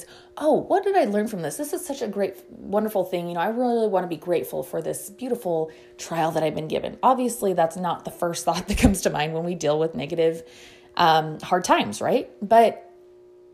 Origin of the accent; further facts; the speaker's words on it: United States; we as American citizens